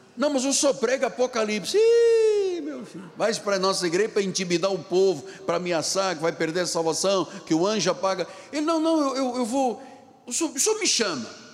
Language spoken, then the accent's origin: Portuguese; Luanda, Luanda Province, Angola; now in Rio de Janeiro, Brazil; Bengo era um rio que fornecia água na minha cidade de Luanda, Angola, onde eu nasci